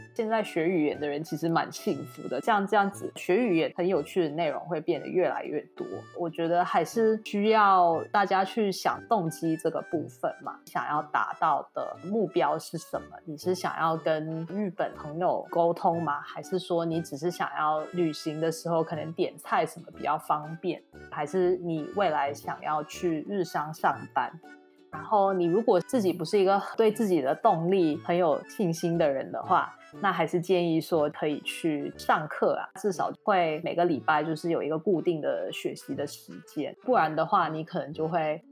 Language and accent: Chinese; Singapore; 我本身是新加坡人